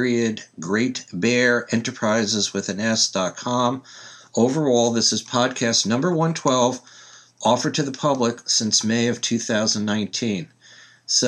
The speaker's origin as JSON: {"language": "English", "region": "New York", "country": "United States", "tie": "born or raised there", "moved": "yes", "lives_now": "Oregon, United States", "said": "I happen to be living out here in Oregon, 3,000 miles from where I was born in New York"}